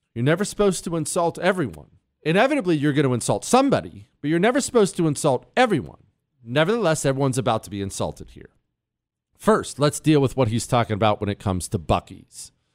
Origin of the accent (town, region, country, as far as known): United States